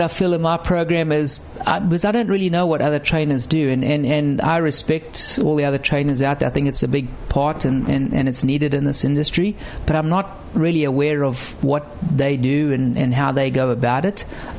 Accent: South Africa; You know, being a South African, when I first rocked up in 2000, I think it was almost Greg's last year.

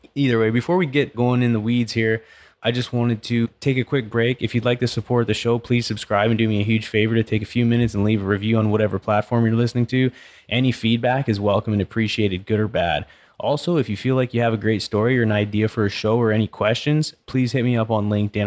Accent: British Columbia, Canada; now in Katy, United States; I grew up in British Columbia where it's freshwater lakes

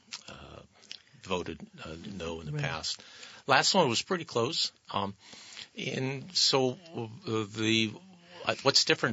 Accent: Western Pennsylvania, United States; now in Vermont, United States; I grew up in Western Pennsylvania

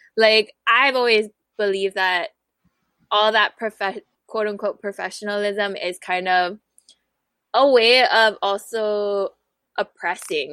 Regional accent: Honolulu, Hawaii, United States; now in Kapolei, United States; I come from Papakulea Oahu and I'm now residing

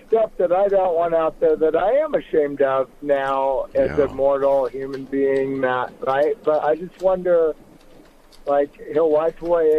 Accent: Seattle, Washington, United States; now in Salt Lake City, United States; I'm a Washingtonian from Seattle, but I've lived here in Salt Lake since 2000.

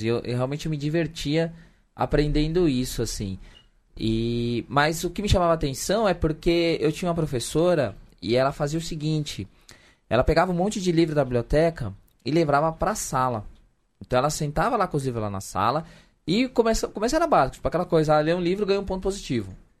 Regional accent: São Paulo, Brazil; accent: Zona Sul (São Paulo); Um cara da Zona Sul de São Paulo falando com o sotaque da Zona Sul

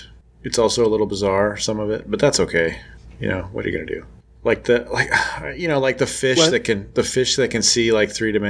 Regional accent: United States; we're American.

